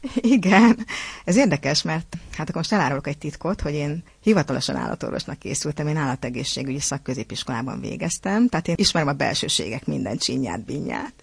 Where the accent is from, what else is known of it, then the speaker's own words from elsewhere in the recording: Törökszentmiklós, Jász-Nagykun-Szolnok, Hungary; a szülővárosomnak, Törökszent Miklósnak